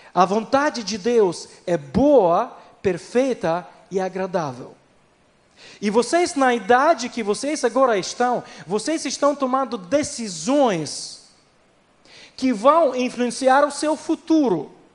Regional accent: Ukraine; Portuguese is a second language; moved away as an adult; also born or lived in Recife, Brazil; eu sou da Ucrânia, nascido na Ucrânia, na verdade, nascido na União Soviética

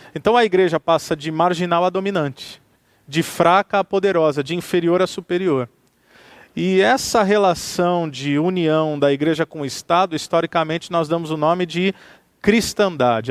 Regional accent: Santos, São Paulo, Brazil; now in Campo Mourão, Brazil; eu sou brasileiro eu sou paulista, eu sou de Santos, litoral de São Paulo. Vivo em Campo Mourão, o que é também uma outra experiência cultural. Quando me movo da minha cidade natal de Santos

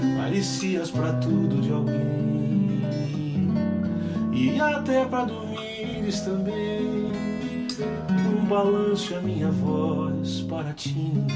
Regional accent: Campinas, São Paulo, Brazil; accent: caipira; moved away as an adult; now in Paulínia, Brazil; eu moro em Paulina, eu passo Paulicamp, mas eu sou de lá de Campinas

